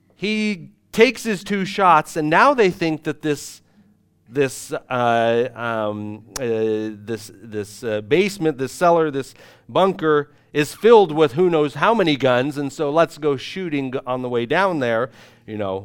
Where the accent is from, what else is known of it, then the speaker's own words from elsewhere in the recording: United States; moved away as an adult; now in Irpin, Ukraine; us being ignorant American missionaries